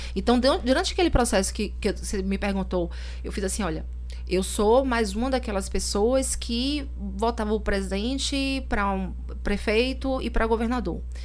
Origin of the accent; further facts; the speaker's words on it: Salvador, Bahia, Brazil; also born or lived in Lauro de Freitas; eu sou soteropolitana